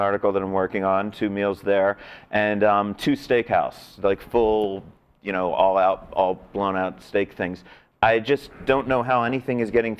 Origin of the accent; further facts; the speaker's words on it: Philadelphia, Pennsylvania, United States; now in Las Vegas, United States; I grew up in Philly